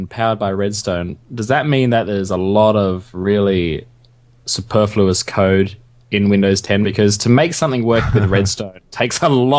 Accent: Australia; I'm Australian

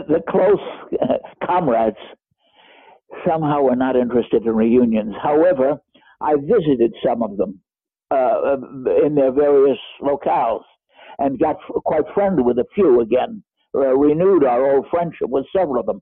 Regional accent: United States; accent: American; moved away as an adult; also born or lived in East Germany; now in Germany; as an American in the GDR

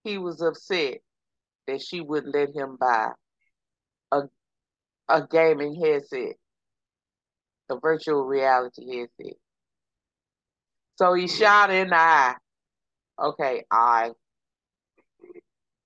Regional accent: Texas, United States; accent: Texas; my Texas accent

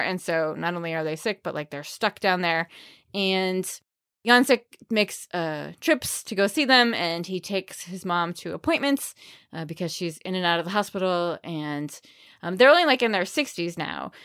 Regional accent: York, Maine, United States; I literally grew up across the street from York's Wild Kingdom.

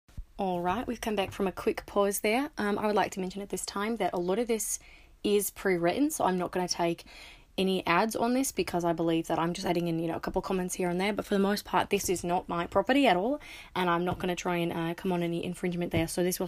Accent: New York, United States; which is why I'm grateful I grew up in New York. I spend as much time in New York as possible.

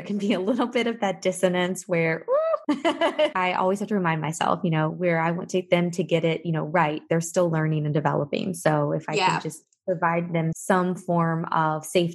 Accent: Lexington, Kentucky, United States; moved away as an adult; also born or lived in Atlanta, Georgia / Nashville, Tennessee; now in Fort Lauderdale, United States; my being born and raised in Lexington, which is the horse capital of the world

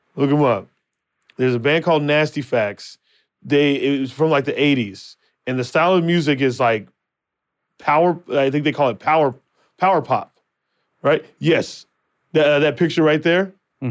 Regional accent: Phoenix, Arizona, United States; now in Los Angeles, United States; my hometown, Phoenix, Arizona.

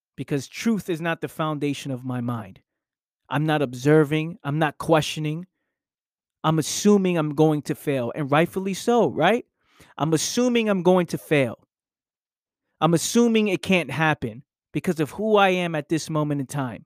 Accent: New York City, New York, United States; I grew up in the Bronx.

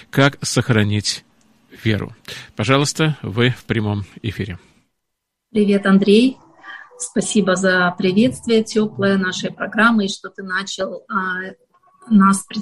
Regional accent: Ukraine; also born or lived in Kazakhstan; я родилась в Казахстане. И я хочу сказать, что эти страны а, обе родные для меня, потому что все мое детство я проводила в Украине

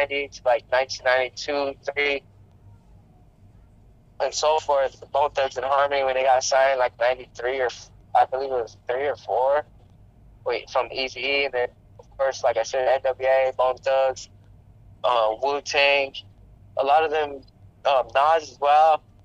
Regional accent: Gallup, New Mexico, United States; I'm from Gallup, aka G-Town, raised there all my life.

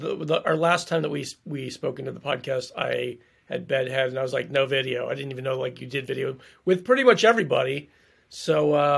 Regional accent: East Coast, United States; now in Chicago, United States; Like, I grew up Catholic on the East Coast. I was an altar boy.

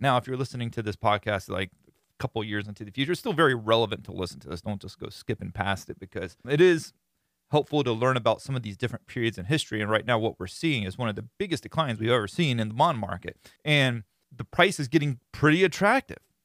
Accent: Florida, United States; I'm from Florida

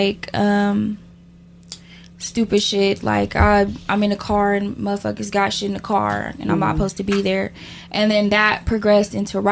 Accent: Sacramento, California, United States; I'm from Sacramento, Oak Park to be exact

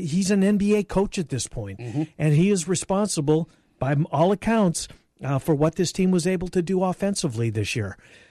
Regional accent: Winnipeg, Manitoba, Canada; moved away; I think it's the biggest event in my hometown's existence.

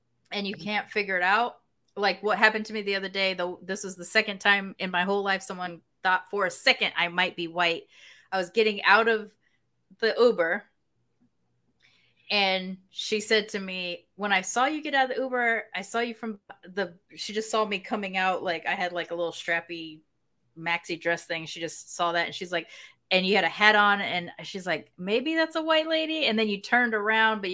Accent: Long Beach, California, United States; I'm from Long Beach

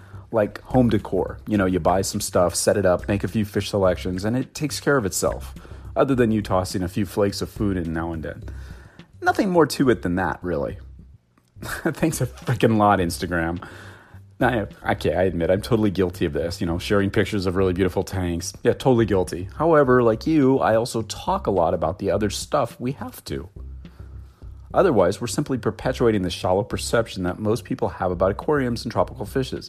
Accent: Los Angeles, California, United States; Los Angeles, my hometown

